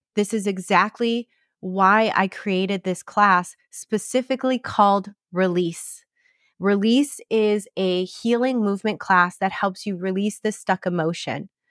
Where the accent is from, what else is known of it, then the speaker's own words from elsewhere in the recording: Michigan, United States; now in Scottsdale, United States; in Michigan, I'm coming home to my hometown